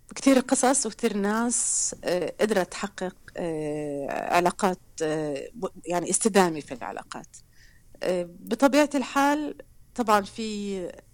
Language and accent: Arabic; Acre, Northern District, Israel; moved away as an adult; also born or lived in Haifa; now in Berlin, Germany; أنا بنت بنت مدينة عكا مدينة على الساحل